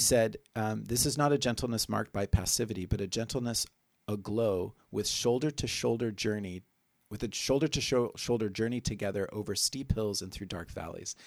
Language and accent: English; Oklahoma, United States; my home state, Oklahoma